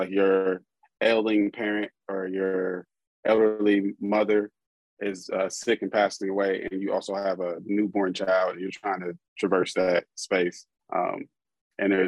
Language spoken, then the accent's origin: English; Columbus, Ohio, United States; I'm from here. I'm from Columbus